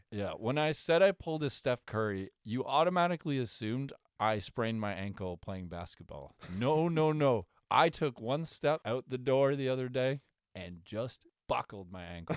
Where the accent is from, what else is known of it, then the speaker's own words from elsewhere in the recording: Canada; as a Canadian